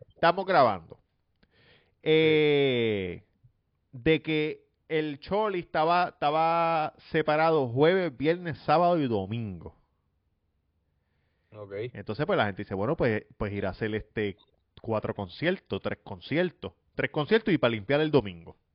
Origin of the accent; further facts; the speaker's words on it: Comerío, Puerto Rico; Yo, yo soy de Comerío